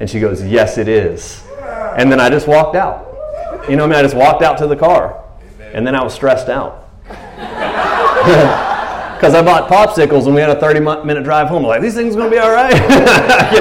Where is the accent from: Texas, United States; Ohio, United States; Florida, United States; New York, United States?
Texas, United States; Tyler; I'm from Tyler, Texas, or a minister